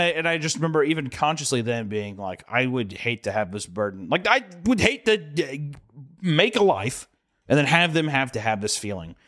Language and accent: English; the Bible Belt, United States; growing up in the Bible Belt, we weren't super religious